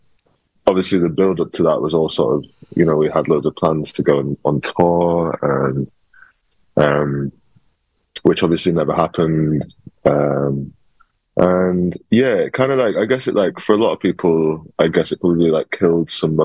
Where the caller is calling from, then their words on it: Peckham, London, United Kingdom; I'm joining from Peckham. I just moved in to a new flat here on Wednesday